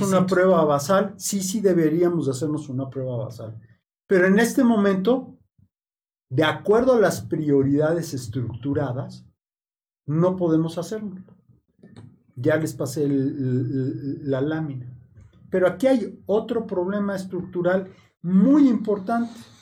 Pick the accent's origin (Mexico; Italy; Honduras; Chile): Mexico; Nosotros como mexicanos